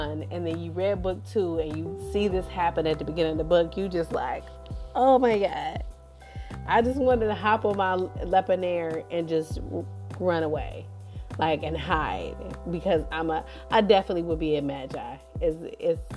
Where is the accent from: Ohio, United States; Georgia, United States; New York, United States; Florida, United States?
Ohio, United States; Cleveland; also born or lived in Houston, Texas; I'm a Cleveland girl. I was raised in Cleveland, born in Houston, raised in Cleveland.